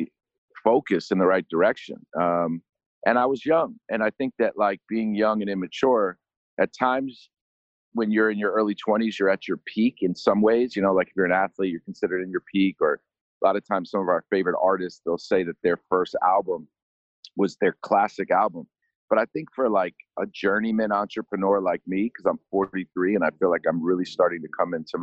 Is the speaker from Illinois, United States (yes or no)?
no; New York, United States; growing up in New York